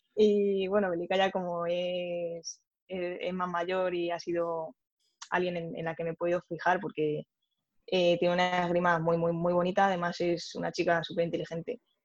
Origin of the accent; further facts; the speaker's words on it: Spain; en nuestro caso, también siendo españoles